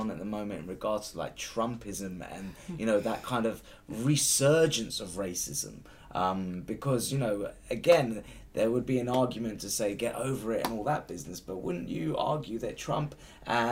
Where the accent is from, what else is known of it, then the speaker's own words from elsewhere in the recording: United Kingdom; me as a Brit who's born here